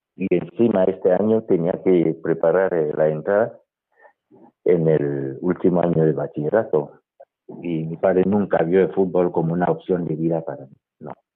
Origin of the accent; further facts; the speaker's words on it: Douala, Littoral, Cameroon; now in Madrid, Spain; yo nací en la ciudad de Douala, que es la capital económica de Camerún, y en un barrio del primer departamento que se llama Bali y crecí